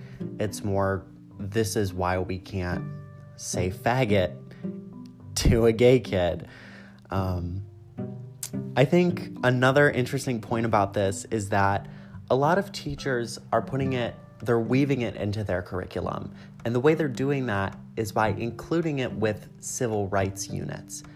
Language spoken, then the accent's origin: English; Illinois, United States; I was from Illinois